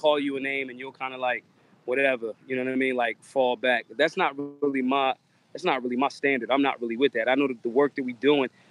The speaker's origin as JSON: {"language": "English", "town": "Philadelphia", "region": "Pennsylvania", "country": "United States", "said": "I'm from Philly"}